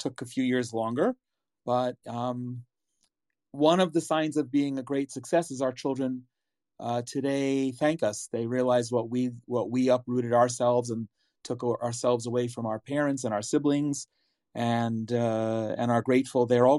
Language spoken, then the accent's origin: English; New Jersey, United States; moved away as an adult; also born or lived in New York / Atlanta; now in Israel; I was born in New York, grew up in New Jersey, spent several years living and studying in Atlanta, and then moved back up to New Jersey to meet my wife in 1990.